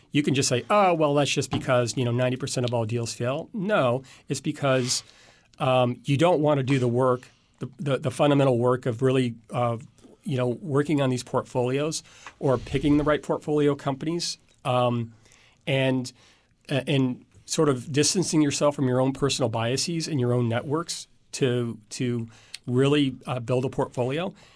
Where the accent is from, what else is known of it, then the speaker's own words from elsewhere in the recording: Indiana, United States; also born or lived in DeKalb, Illinois; I was born in Illinois, but I've lived in Indiana most of my life